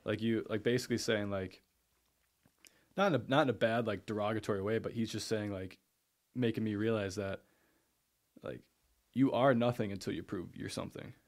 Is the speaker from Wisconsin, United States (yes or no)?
yes; Eau Claire, Wisconsin, United States; I grew up there, went to Eau Claire North